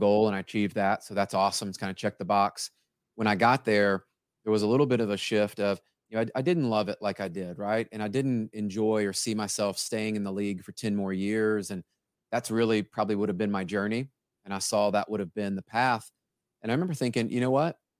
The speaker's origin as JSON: {"language": "English", "town": "Memphis", "region": "Tennessee", "country": "United States", "tie": "born or raised there", "said": "I grew up in Memphis, Tennessee"}